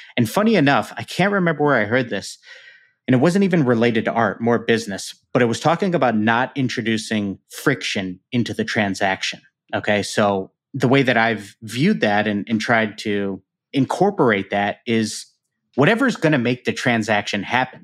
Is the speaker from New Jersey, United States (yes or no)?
no; Chicago, Illinois, United States; the Chicago Bears, which is my hometown team